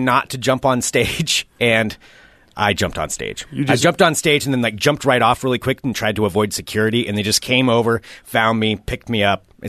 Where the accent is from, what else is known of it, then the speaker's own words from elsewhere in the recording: near Albany, Oregon, United States; I would go see them in Albany because I grew up not too far from there, too.